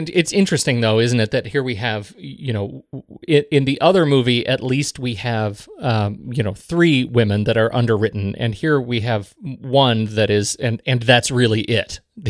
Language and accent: English; Colorado, United States; No, neither of us. No, we're from Colorado.